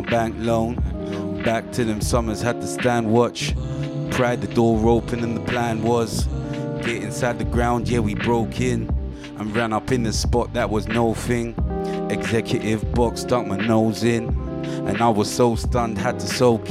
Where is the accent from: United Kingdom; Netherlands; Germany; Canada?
United Kingdom; London; Growing up in Tottenham.